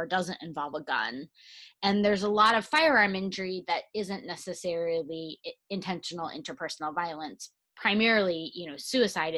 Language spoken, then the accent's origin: English; Michigan, United States; moved away as an adult; also born or lived in Chicago / St. Louis; now in New Jersey, United States; I grew up in Michigan